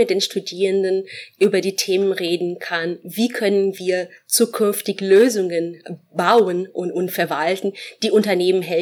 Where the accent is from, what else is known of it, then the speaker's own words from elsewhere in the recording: Brazil; German is a second language; moved away as an adult; now in Frankfurt, Germany; Ich komme ursprünglich aus Brasilien.